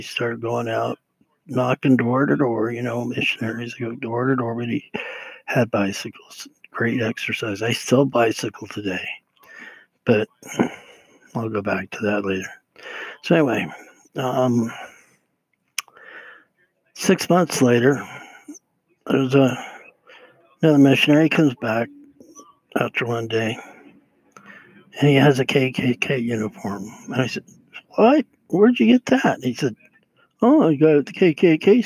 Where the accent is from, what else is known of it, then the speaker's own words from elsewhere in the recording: Utah, United States; being raised in Utah